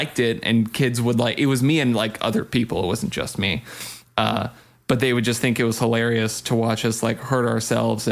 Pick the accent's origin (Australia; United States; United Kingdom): United States; Big Bear, California; also born or lived in Apple Valley; I grew up in Big Bear and moved from Big Bear to Apple Valley when I started ninth grade